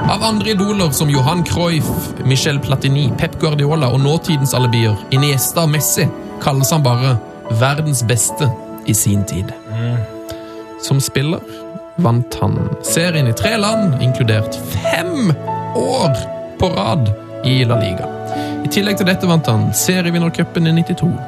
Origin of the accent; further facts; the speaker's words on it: Trondheim, Trøndelag, Norway; Ja, jeg er jo fra Trondheim, da!